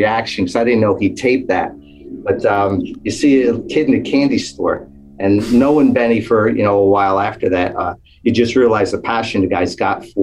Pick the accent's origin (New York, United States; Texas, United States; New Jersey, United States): New Jersey, United States; Mahwah; I grew up in Mahwah. I was born and raised here 60 years